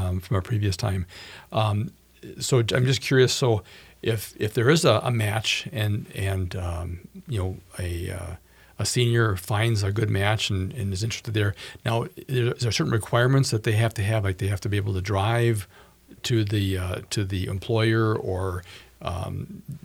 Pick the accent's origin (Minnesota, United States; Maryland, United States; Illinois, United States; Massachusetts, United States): Minnesota, United States; Bloomington; I grew up in Bloomington